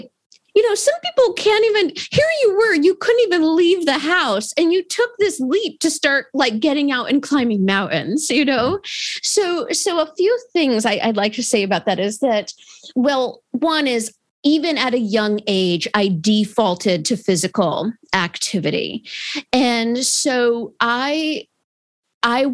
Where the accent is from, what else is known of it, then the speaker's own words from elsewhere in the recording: Adirondack Park, New York, United States; I grew up in the Adirondack Park in New York.